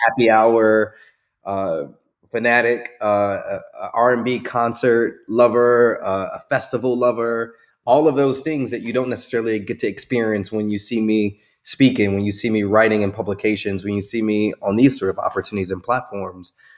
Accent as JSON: {"language": "English", "town": "Chicago", "region": "Illinois", "country": "United States", "tie": "born or raised there", "said": "I grew up in Chicago"}